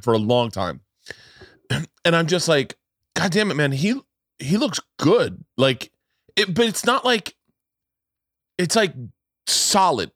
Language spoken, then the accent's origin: English; Florida, United States; when I was a kid growing up in Florida